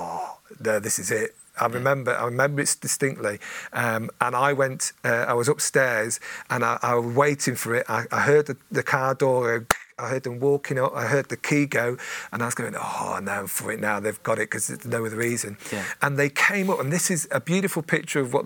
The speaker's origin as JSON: {"language": "English", "town": "Coventry", "region": "West Midlands", "country": "United Kingdom", "tie": "born or raised there", "also_born_or_lived": "Lincolnshire", "said": "I grew up mainly in Coventry"}